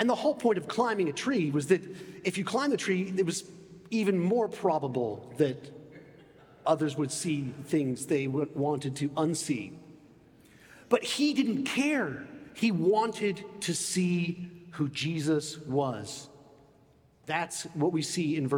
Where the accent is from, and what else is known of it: United States; moved away; also born or lived in England